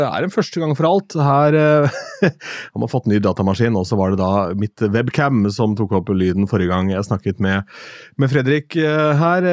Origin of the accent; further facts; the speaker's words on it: Askim, Østfold, Norway; moved away; Jeg har vært hjemme i Askim